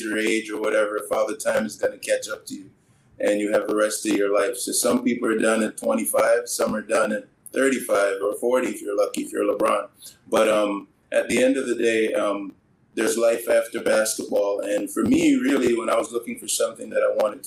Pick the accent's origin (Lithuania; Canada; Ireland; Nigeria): Canada; also born or lived in Jamaica; I was born in Jamaica, raised in Canada